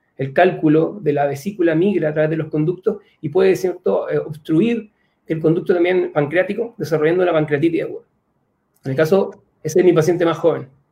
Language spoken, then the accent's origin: Spanish; Chile; mi país